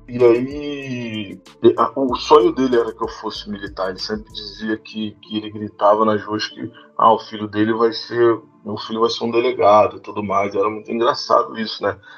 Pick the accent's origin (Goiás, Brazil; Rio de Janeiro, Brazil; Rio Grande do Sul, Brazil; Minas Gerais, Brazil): Rio de Janeiro, Brazil; sou cria do Complexo do Alemão, nasci, cresci por ali, na, numa área que é chamada de, de Fazendinha